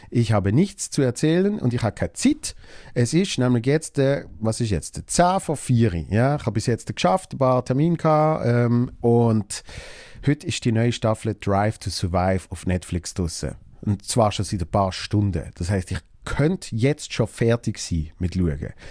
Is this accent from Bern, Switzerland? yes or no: no; Basel, Basel-Stadt, Switzerland; und Basel ist meine Heimatstadt und äh, da geht es logischerweise mega ab